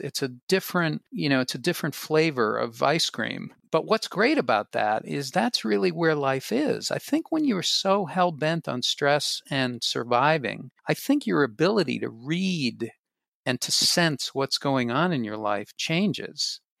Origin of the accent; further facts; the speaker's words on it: Boston, Massachusetts, United States; I grew up in Boston, and I grew up in the middle floor of a three-decker apartment building